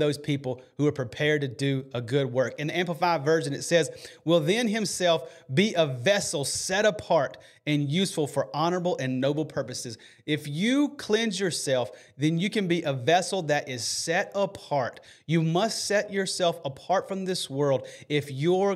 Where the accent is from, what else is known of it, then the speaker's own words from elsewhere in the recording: Alabama, United States; I'm from Alabama